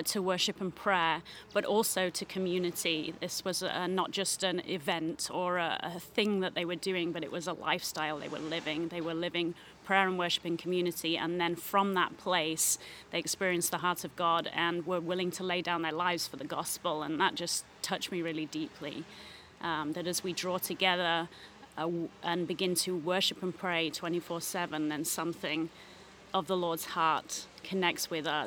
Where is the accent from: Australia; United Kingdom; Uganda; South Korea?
United Kingdom; England; moved away as an adult; now in Herrnhut, Germany; I'm originally from England. I grew up there